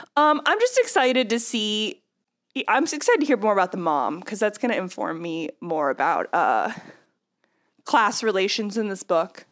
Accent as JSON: {"language": "English", "region": "Texas", "country": "United States", "tie": "born or raised there", "moved": "yes", "lives_now": "New Orleans, United States", "said": "I've lived in the South my whole life, but, uh, yeah. I live in New Orleans. I grew up in Texas"}